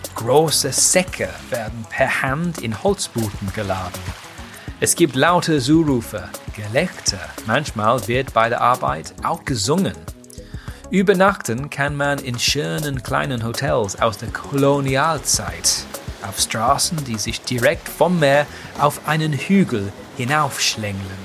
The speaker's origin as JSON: {"language": "German", "region": "England", "country": "United Kingdom", "said": "Als Engländer von heute"}